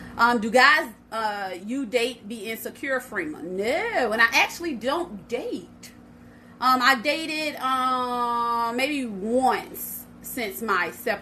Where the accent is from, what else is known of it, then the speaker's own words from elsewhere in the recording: Port Arthur, Texas, United States; And I'm from Port Arthur, Texas, which is a country.